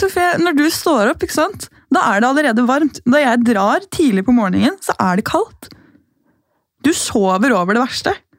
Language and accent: Norwegian; Gol, Buskerud, Norway; now in Oslo, Norway; Hjemme på Gol så er det mye tørre luft